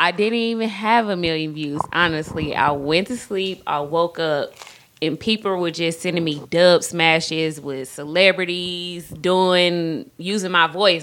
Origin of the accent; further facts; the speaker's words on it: College Park, Georgia, United States; I grew up on the south side of Atlanta College Park.